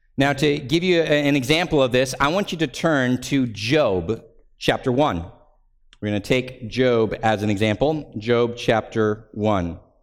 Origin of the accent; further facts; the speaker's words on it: United States; we're American, so we have this built-in distrust of kings